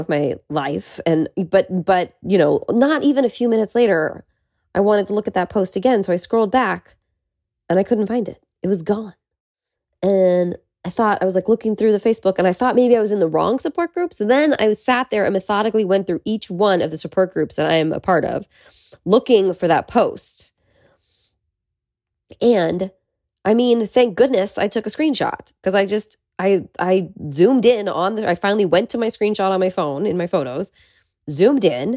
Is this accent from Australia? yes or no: no; Petaluma, California, United States; now in Los Angeles, United States; my childhood bedroom in my hometown, Petaluma